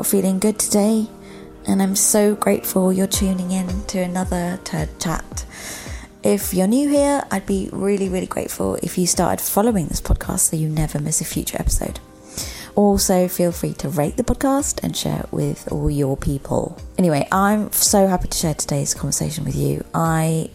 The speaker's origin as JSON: {"language": "English", "country": "Germany", "tie": "born or raised there", "moved": "yes", "lives_now": "United Kingdom", "said": "I grew up in Germany"}